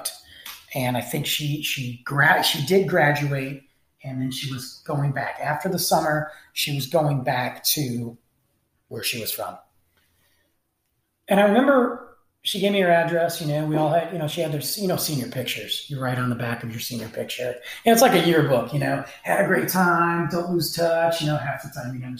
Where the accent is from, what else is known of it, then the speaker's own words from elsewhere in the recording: Michigan, United States; my home state of Michigan